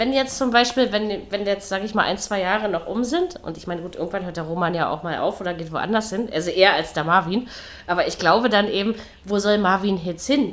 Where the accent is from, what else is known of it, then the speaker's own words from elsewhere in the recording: Berlin, Germany; ich, ich sage extra als Unioner und nicht als Berliner